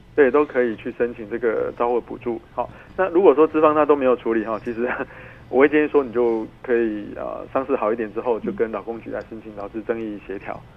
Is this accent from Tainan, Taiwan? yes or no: yes; Tainan, Taiwan; 之前我们台南有一个判决哈